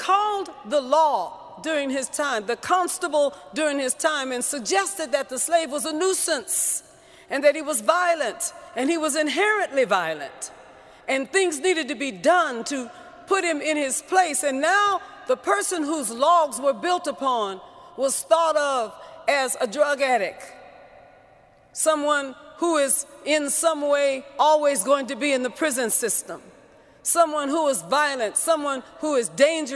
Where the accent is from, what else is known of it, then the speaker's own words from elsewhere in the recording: San Francisco, California, United States; I was born and raised in San Francisco.